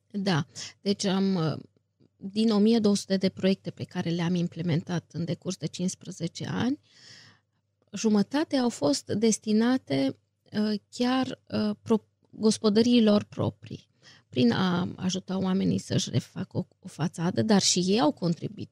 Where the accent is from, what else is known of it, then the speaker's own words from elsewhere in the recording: Viscri, Brașov County, Romania; M-am născut la Viscri, unde și trăiesc